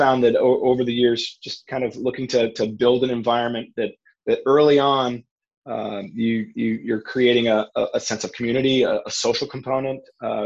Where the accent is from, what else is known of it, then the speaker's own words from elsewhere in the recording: Maine, United States; moved away as an adult; also born or lived in Richmond, Virginia; now in Orlando, United States; I grew up in Maine, an area where tennis isn't really big